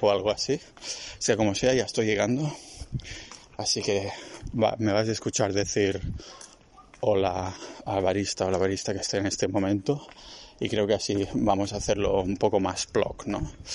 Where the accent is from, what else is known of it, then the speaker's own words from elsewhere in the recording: Catalonia, Spain; moved away as an adult; also born or lived in Barcelona; now in Estonia; soy muy catalán